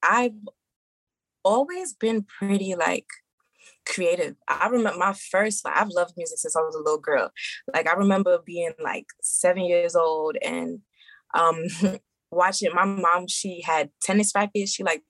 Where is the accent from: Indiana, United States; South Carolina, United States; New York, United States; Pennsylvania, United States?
New York, United States; Brooklyn; also born or lived in Maryland / Georgia; So I am originally from Brooklyn. New York.